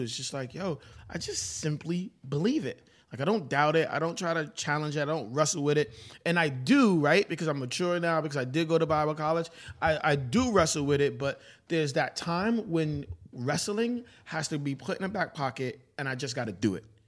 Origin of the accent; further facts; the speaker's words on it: New York City, New York, United States; I'm from Brooklyn, New York.